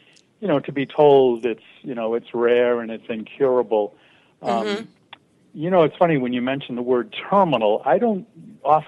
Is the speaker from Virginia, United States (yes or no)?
no; Boston, Massachusetts, United States; also born or lived in Andover, Massachusetts; I was born in the Boston, Massachusetts area.